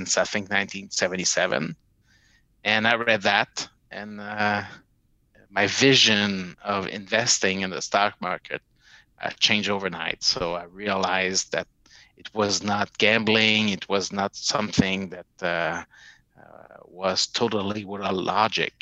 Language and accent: English; Montreal, Quebec, Canada; my hometown in Montreal